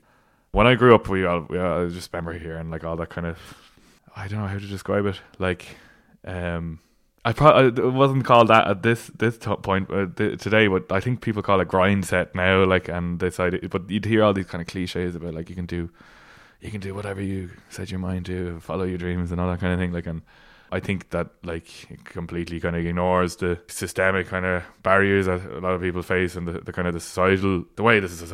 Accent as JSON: {"language": "English", "country": "Ireland", "first_language": "Irish", "second_language": "English", "said": "It's because Irish is my first language, but then English is obviously, you know, everywhere."}